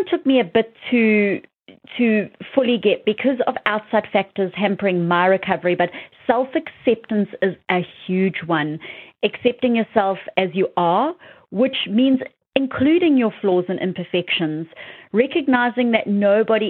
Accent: South Africa; moved away; my hometown in South Africa

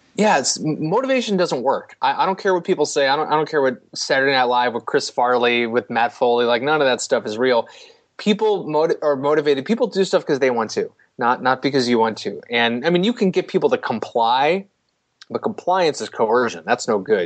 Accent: St. Louis, Missouri, United States; growing up in St. Louis

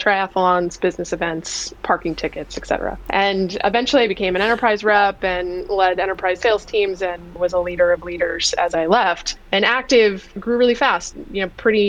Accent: Virginia, United States; moved away as an adult; now in California, United States; I grew up in Virginia. I'm an East Coaster, a recovering East Coaster who's now been in California for a really long time.

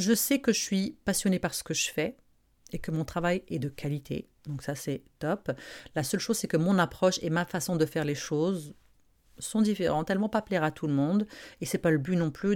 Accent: Morocco; now in Montreal, Canada; je suis marocaine, j'ai grandi au Maroc

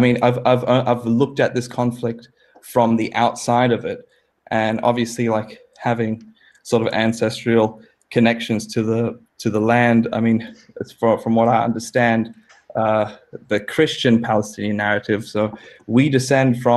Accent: Australia; also born or lived in New York City, United States; I was born in New York City, and came to Australia when I was 3 months old.

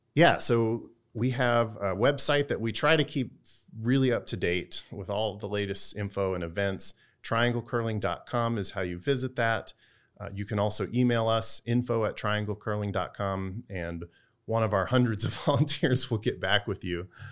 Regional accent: Texas, United States; now in Durham, United States; I'm from Texas

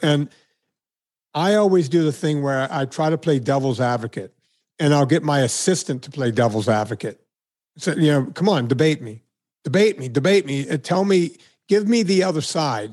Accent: Deep South, United States; moved away; my hometown, I was noted as one of the more notable people to come from this very small town in the Deep South

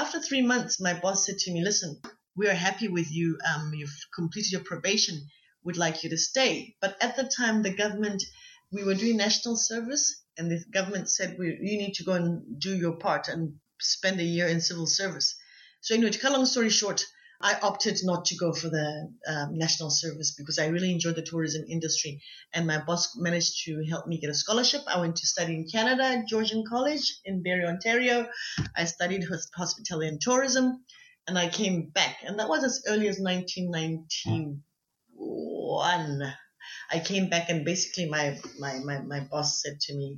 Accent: Orapa, Central District, Botswana; also born or lived in Maun, Botswana; I was born in Maung and I was raised, I went to school in Orapa.

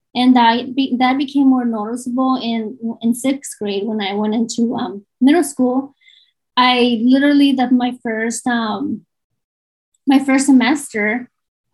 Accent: Southern California, United States; I am from Southern California

